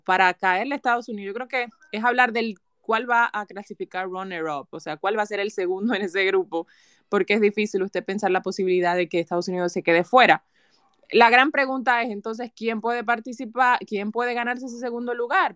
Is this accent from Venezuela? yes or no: no; Dominican Republic; nosotros como dominicanos